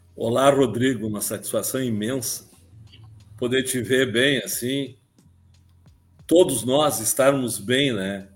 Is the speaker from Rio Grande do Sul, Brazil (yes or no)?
yes; Palmeira das Missões, Rio Grande do Sul, Brazil; moved away as an adult; also born or lived in Rio de Janeiro / Santa Maria; voltei para Palmeiras das Missões, minha terra natal